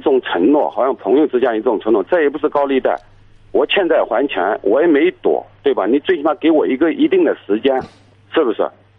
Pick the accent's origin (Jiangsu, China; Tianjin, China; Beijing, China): Jiangsu, China; moved away; also born or lived in Weifang; 因为我是一个外地的，我是江苏的